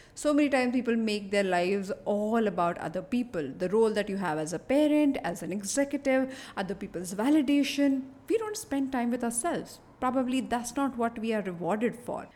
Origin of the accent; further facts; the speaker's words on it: Mumbai, Maharashtra, India; I am born and brought up in Bombay